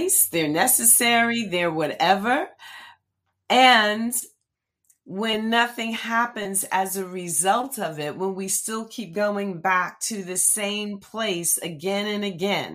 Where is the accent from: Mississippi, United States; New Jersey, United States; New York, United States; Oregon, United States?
New Jersey, United States; Red Bank; In my home state, New Jersey is my home. I'm a native of New Jersey. I'm a fourth generation Red Banker.